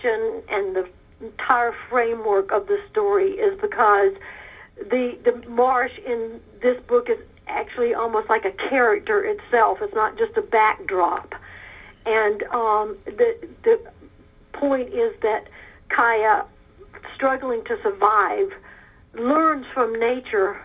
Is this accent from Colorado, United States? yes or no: no; South Georgia, United States; moved away as an adult; also born or lived in Africa; I was raised in South Georgia